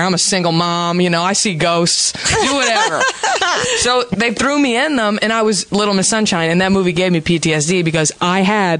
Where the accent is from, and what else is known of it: Dallas, Texas, United States; now in Los Angeles, United States